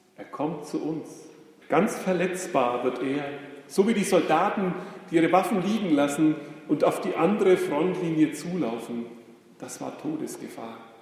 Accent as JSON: {"language": "German", "country": "Germany", "said": "wir als Deutsche"}